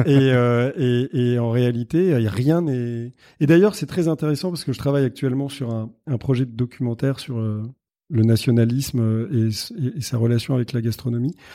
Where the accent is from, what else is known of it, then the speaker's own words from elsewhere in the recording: Paris, Île-de-France, France; j'ai grandi à Paris